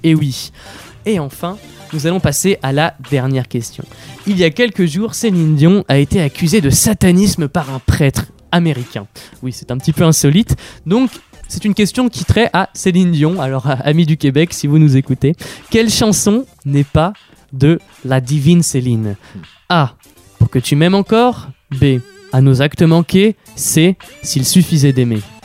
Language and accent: French; Le Havre, Normandy, France; je viens du Havre